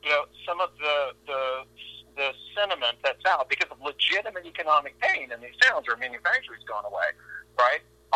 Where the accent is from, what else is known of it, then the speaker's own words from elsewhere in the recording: Texas, United States; I'm from Texas